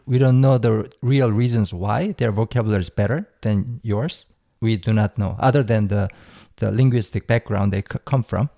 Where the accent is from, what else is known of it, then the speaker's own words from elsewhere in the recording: South Korea; English is a second language; I grew up in Korea